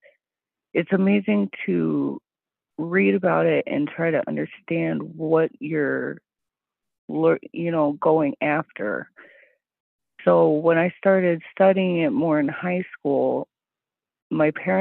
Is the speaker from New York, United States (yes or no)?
no; Salt Lake City, Utah, United States; now in Wisconsin, United States; growing up, I grew up in Salt Lake City, Utah